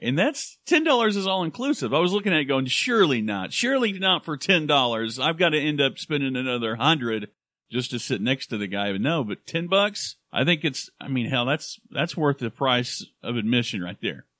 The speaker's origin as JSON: {"language": "English", "town": "Claremore", "region": "Oklahoma", "country": "United States", "tie": "born or raised there", "said": "I was born in Claremore, Oklahoma, at the Claremore Indian Hospital, the old one"}